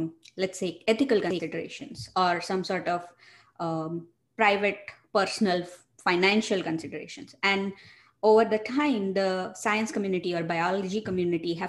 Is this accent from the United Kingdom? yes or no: no; India; moved away as an adult; also born or lived in Michigan, United States; now in United States; I'm originally from India. I did my bachelor's and master's training from India. And then I moved to the United States for my grad school